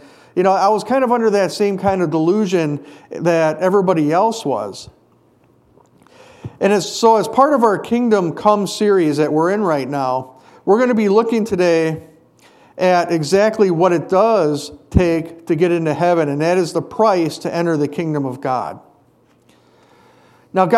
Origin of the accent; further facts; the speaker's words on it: Hayward, Wisconsin, United States; when I was a kid, growing up in Hayward, we had something called the Muskie Festival